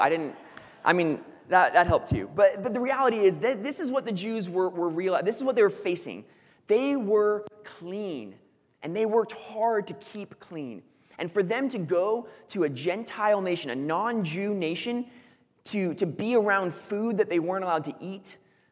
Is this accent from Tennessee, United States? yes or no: no; Foresthill, California, United States; the town that I grew up in is called Forest Hill.